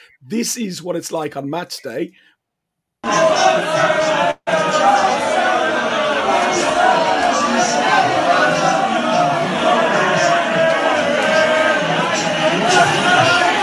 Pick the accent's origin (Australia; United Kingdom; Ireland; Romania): Ireland; accent: Irish; That's my Irish accent coming out